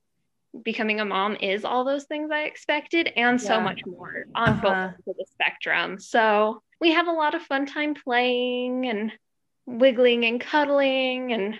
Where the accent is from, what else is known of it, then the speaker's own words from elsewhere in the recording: Utah, United States; We're both from Utah, just kind of local.